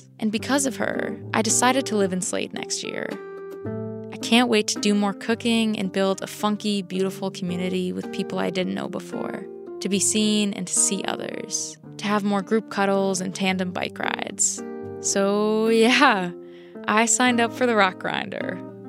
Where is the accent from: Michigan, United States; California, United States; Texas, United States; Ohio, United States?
Ohio, United States; Cleveland; moved away as an adult; now in Vermont, United States; I didn't think much about community when I was growing up in Cleveland, Ohio. And then I came to Vermont for college a few years ago